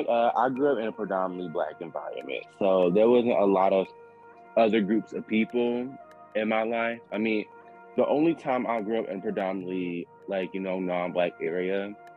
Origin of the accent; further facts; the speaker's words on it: Chicago, Illinois, United States; And I grew up in Chicago, so the culture there is different.